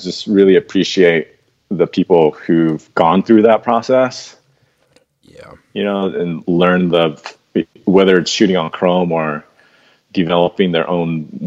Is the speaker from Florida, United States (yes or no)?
no; Fountain Valley, California, United States; I grew up in Orange County, and I'm still in Orange